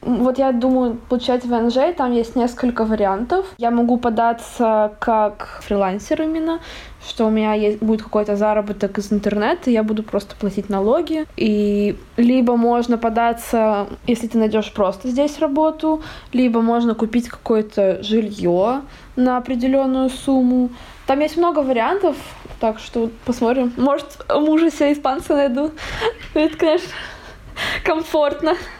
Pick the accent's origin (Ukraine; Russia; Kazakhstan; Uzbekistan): Russia; moved away as an adult; now in Barcelona, Spain; я из России, я тоже из России